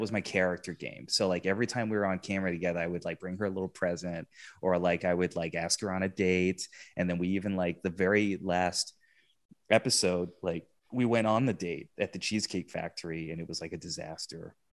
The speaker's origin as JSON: {"language": "English", "region": "England", "country": "United Kingdom", "tie": "born or raised there", "also_born_or_lived": "Texas", "moved": "yes", "said": "I, I grew up in England. I, I'm, I'm British, half British, half Filipino"}